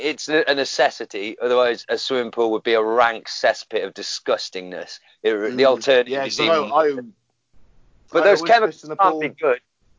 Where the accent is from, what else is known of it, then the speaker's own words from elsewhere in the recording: Glasgow, Scotland, United Kingdom; Right, is this racist if I do this voice? I'm from Glasgow. Is that racist?